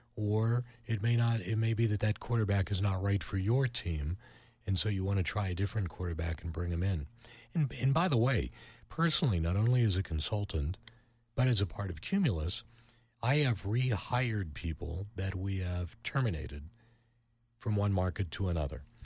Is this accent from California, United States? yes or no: no; Pittsburgh, Pennsylvania, United States; moved away; also born or lived in Cleveland; I'm from Pittsburgh